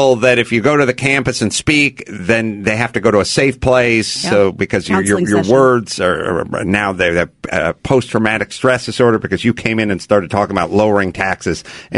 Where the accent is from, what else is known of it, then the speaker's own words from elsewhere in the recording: Seattle, Washington, United States; I hail from the Seattle area.